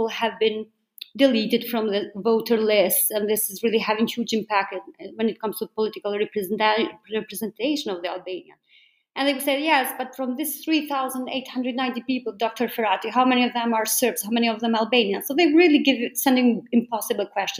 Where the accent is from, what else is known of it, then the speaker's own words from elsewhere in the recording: Germany; now in Berlin, Germany; in my home country here in Berlin